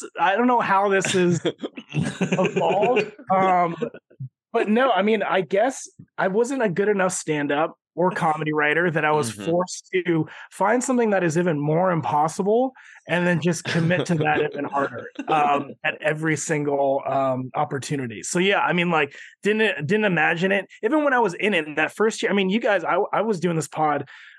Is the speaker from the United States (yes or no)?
no; Philippines; I'm Filipino. He's an icon to our people.